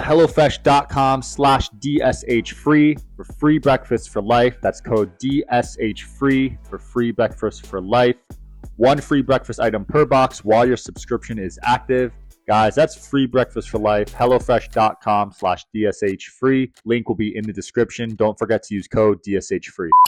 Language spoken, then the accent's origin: English; New Jersey, United States; I'm from New Jersey